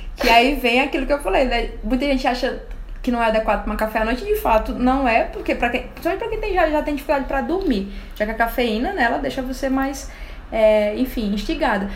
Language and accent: Portuguese; Alagoas, Brazil; sou nordestina, né? Eu nasci em Alagoas